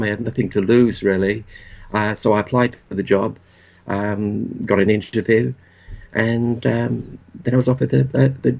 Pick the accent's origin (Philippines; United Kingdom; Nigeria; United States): United Kingdom; Port Talbot, Wales; moved away; I grew up in a small town in South Wales. It was a steel town called Port Talbot.